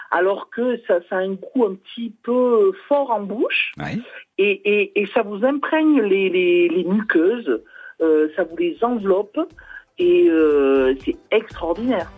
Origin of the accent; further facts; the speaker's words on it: Haute-Loire, Auvergne-Rhône-Alpes, France; now in Hérault, France; je suis originaire de la Haute-Loire, mhm. donc basse Auvergne